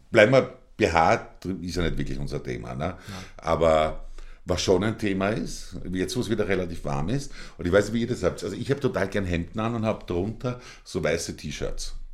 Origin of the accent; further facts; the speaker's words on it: Austria; Ja, ich kann man da bei uns in Österreich reich werden, ich bin da sehr skeptisch.